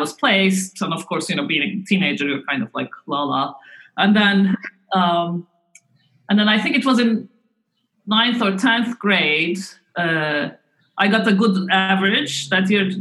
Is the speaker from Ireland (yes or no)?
no; Istanbul, Turkey; moved away as an adult; also born or lived in Ankara / United States; now in Cambridge, United Kingdom; I was born in Ankara, but when I was in primary school, my parents moved to Istanbul, and I really liked growing up in Istanbul.